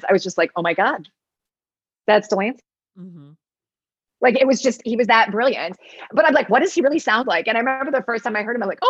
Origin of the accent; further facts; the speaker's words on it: Michigan, United States; I'm a Michigander